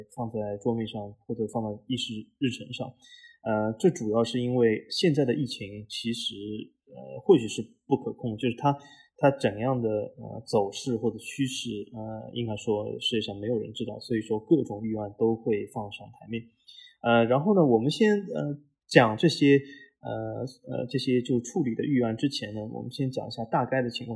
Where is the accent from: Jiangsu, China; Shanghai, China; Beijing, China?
Shanghai, China; moved away; 我和老 A，我们都是，呃，来自于，呃，上海的八零后